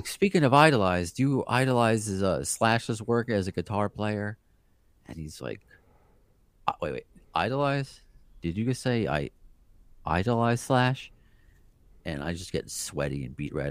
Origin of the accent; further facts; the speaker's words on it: New York City, New York, United States; we're both from Brooklyn. I was born in Brooklyn. My family's from Brooklyn.